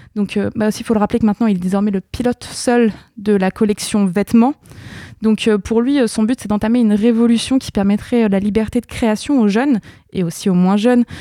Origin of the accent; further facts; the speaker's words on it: France; je suis française